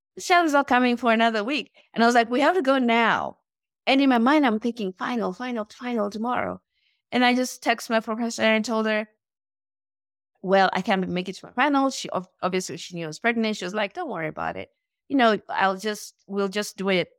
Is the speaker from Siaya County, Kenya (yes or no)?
no; Nairobi, Kenya; moved away as an adult; now in United States; I was born and raised in Nairobi, Kenya